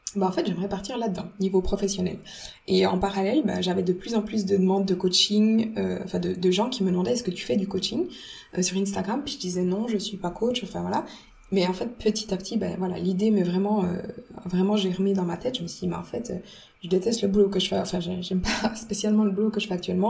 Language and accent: French; Switzerland; quand je suis revenue en Suisse, bah, j'ai retrouvé tous les bons aliments suisses, euh, donc euh, les, fruits, le pain suisse, tout. Enfin voilà, la, la, la, cuisine de ma mère aussi